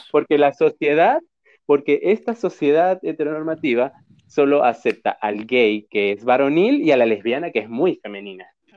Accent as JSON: {"language": "Spanish", "country": "Venezuela", "tie": "born or raised there", "said": "en una cultura como la que crecimos en Venezuela"}